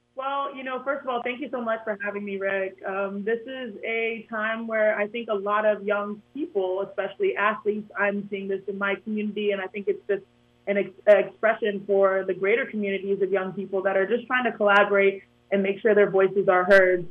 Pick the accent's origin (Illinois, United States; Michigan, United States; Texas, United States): Texas, United States; Houston; I grew up in Houston, Texas